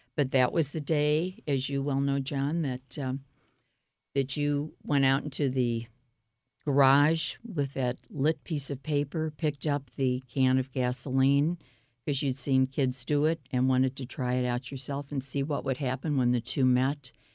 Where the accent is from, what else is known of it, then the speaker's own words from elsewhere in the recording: St. Louis, Missouri, United States; I grew up in Pasadena Hills in Normandy, which is North Saint Louis